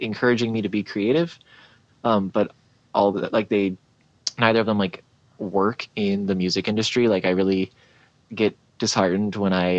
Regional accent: St. Augustine, Florida, United States; also born or lived in Houston, Texas; Born in Houston, Texas, but I was only there for like 5 years. So like my family came to St. Augustine and then just planted there

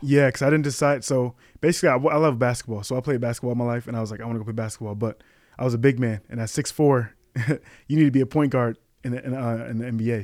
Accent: Kalamazoo, Michigan, United States; moved away as an adult; now in Chicago, United States; I was born in Kalamazoo, Michigan

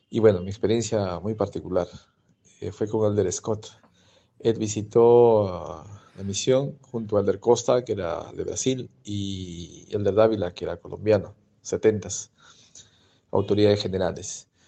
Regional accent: Arequipa, Peru; soy de Arequipa, Perú. Hice misión en La Paz, Bolivia

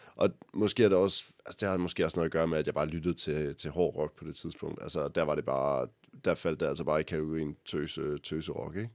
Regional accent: Jutland, Denmark; Vi kommer begge to fra Jylland

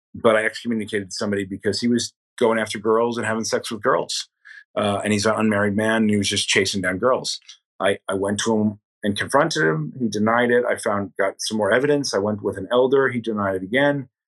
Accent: Delaware County, Catskill Mountains, New York, United States; now in New York City, United States; Delaware County, where I grew up, was the second poorest

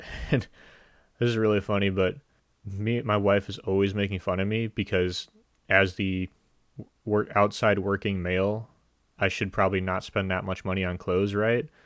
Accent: United States; as an American

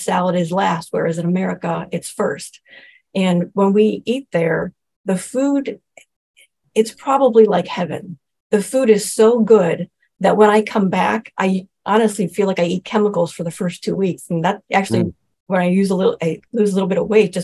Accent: Cleveland, Ohio, United States; now in Cincinnati, United States; I was born and raised in Cleveland

